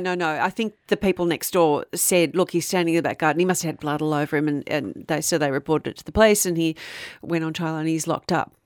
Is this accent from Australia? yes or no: yes; Frankston, Victoria, Australia; growing up in Frankston